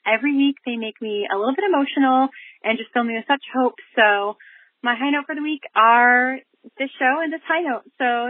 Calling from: Massachusetts, United States; I'm calling from Massachusetts.

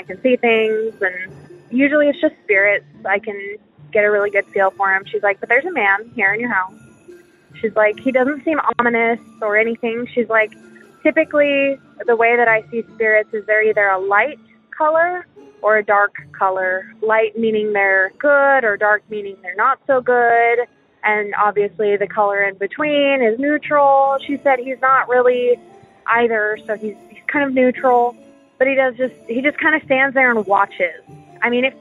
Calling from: Texas, United States; I'm calling from Texas

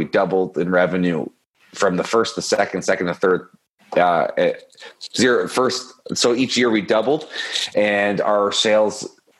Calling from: Toronto, Ontario, Canada; I'm in Toronto, Canada.

